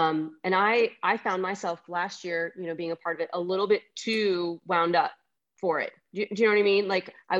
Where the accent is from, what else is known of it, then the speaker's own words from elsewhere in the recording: Northeast, United States; I'm from the Northeast